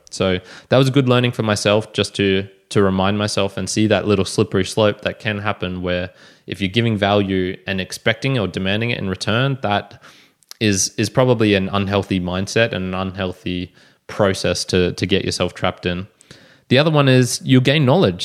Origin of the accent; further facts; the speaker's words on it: Australia; I'm an Aussie podcaster